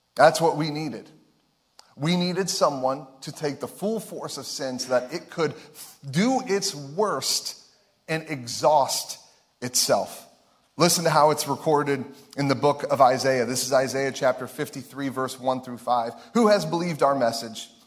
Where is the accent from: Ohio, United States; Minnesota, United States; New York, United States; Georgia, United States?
Ohio, United States; we're from Ohio.